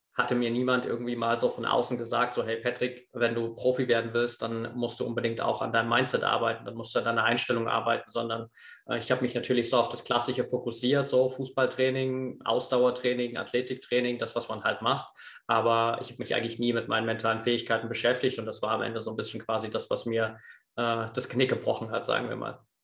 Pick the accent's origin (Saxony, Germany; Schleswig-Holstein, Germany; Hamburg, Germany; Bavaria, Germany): Saxony, Germany; Eastern Ore Mountains; Ich bin auf einem, auf einem kleinen Dorf aufgewachsen im Osterzgebirge